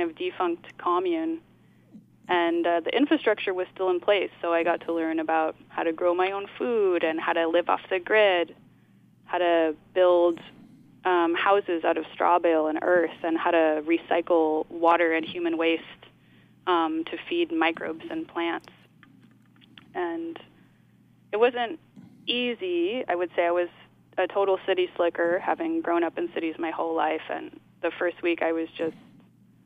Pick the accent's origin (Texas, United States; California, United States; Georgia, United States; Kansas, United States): California, United States; Oakland; moved away as an adult; also born or lived in New York; I grew up in Oakland, and my parents are also artists